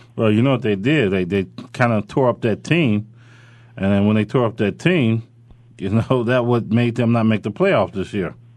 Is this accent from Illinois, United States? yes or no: yes; Robbins, Illinois, United States; when I grew up, I grew up in Robbins, Illinois